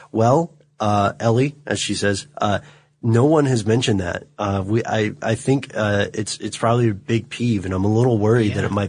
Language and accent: English; Melbourne, Victoria, Australia; I'm from Melbourne in Australia. I see it all the time.